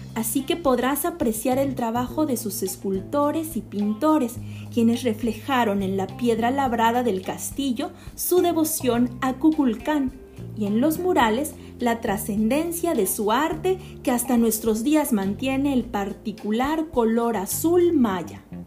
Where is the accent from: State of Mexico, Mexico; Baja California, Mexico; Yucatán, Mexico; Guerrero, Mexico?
Yucatán, Mexico; Como yucatecos y como mexicanos